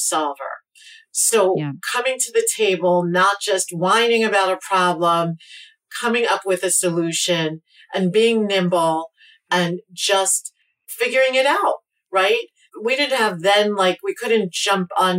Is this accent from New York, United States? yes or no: yes; New York City, New York, United States; also born or lived in New City, New York; I grew up in Brooklyn, and both of my parents had started businesses